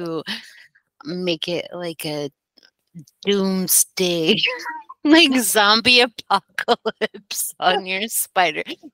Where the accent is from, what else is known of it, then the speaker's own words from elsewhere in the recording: Denver, Colorado, United States; moved away; also born or lived in East Coast; I was born and raised in Denver, Colorado